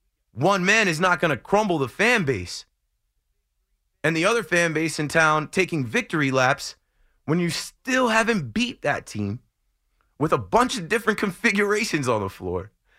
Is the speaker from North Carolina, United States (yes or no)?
no; New Jersey, United States; kid in St. Anthony's High School coming up out of New Jersey. I'd support everybody coming out of my home state